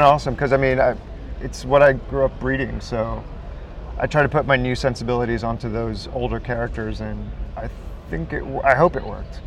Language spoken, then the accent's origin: English; New York City, New York, United States; I live I live in my studio pretty much um, in Brooklyn, New York. I'm from Brooklyn